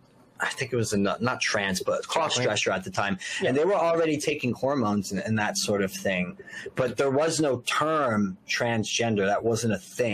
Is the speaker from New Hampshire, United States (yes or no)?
no; Elizabeth, New Jersey, United States; moved away; From my hometown, by the way, from Elizabeth, New Jersey